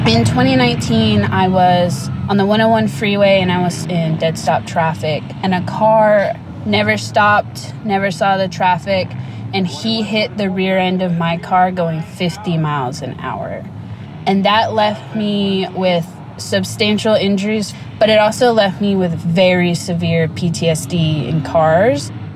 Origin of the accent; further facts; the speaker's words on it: Burbank, California, United States; I'm from Burbank, California, born and raised